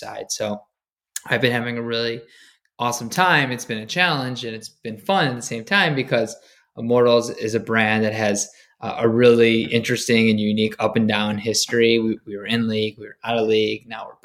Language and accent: English; Michigan, United States; moved away as an adult; also born or lived in New York; I grew up in Michigan. I went to University of Michigan.